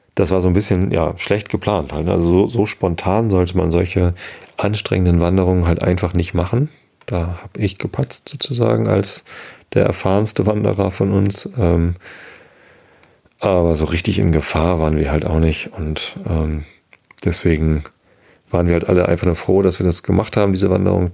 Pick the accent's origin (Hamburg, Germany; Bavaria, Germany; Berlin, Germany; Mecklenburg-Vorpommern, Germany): Hamburg, Germany; In meiner Heimatstadt